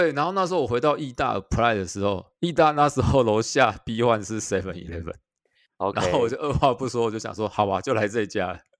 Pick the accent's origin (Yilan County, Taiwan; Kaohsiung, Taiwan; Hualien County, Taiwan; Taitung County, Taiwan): Kaohsiung, Taiwan; moved away as an adult; also born or lived in Taichung / Taipei; 我本身是高雄人啊，但是我是中山医毕业的，中山中山医学大学毕业，高雄人，中山医学大学毕业。